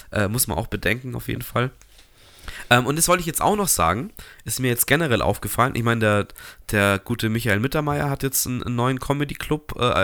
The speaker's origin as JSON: {"language": "German", "town": "Munich", "region": "Bavaria", "country": "Germany", "said": "muss man auch ein bisschen hinfahren, auch als Münchner"}